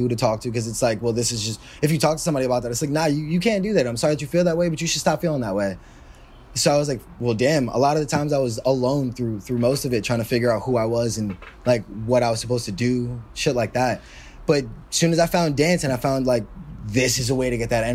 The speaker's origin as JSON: {"language": "English", "town": "New York City", "region": "New York", "country": "United States", "tie": "born or raised there", "said": "I'm born and raised in Harlem"}